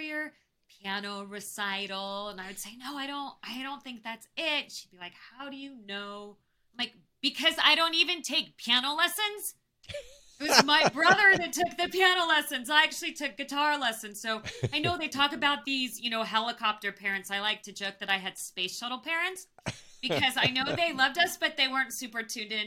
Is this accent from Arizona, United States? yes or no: yes; Phoenix, Arizona, United States; I grew up in Phoenix and it was so damn hot in the summer